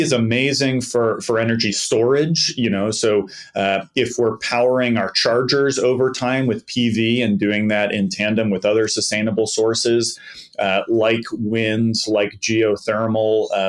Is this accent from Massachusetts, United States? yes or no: yes; Boston, Massachusetts, United States; I grew up in the Boston area